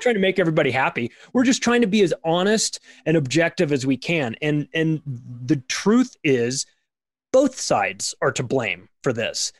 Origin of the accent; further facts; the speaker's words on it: United States; I'm an American who lives in America, has lived here my whole life